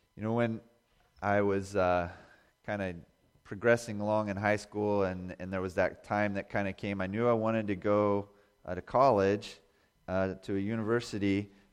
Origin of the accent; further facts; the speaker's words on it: Indiana, United States; also born or lived in Bozeman, Montana; I grew up in Indiana